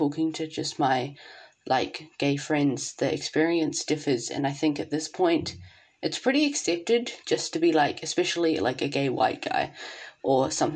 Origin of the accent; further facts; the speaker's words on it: Wellington, New Zealand; me and Thomas have growing up in Wellington